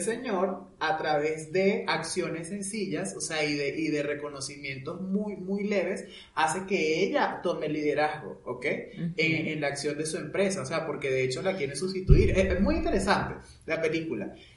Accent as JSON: {"language": "Spanish", "country": "Venezuela", "moved": "as an adult", "said": "yo en Venezuela, cuando vivía en Venezuela"}